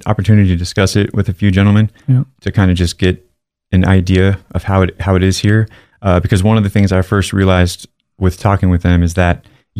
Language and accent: English; Coachella Valley, California, United States; also born or lived in Garden Grove, California; my mom had moved us out to Coachella Valley, which is like Palm Springs area.